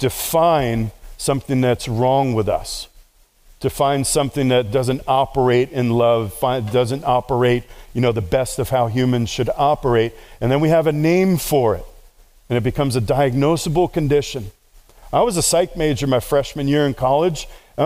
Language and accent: English; New York City, New York, United States; I grew up in New York City. I was raised on the streets